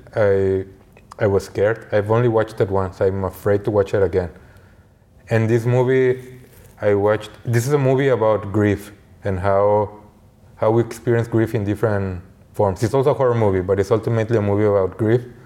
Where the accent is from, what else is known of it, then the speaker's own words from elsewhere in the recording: Mexico; growing up in Mexico